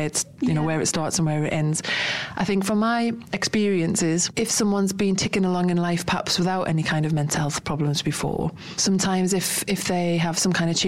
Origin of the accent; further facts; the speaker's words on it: United Kingdom; we're British